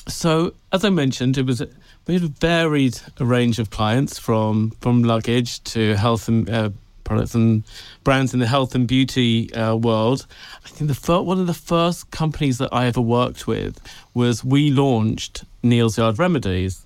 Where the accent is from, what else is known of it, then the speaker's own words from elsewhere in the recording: Tenby, Wales, United Kingdom; moved away; I grew up in Wales, on a tiny little, a tiny little town called Tenby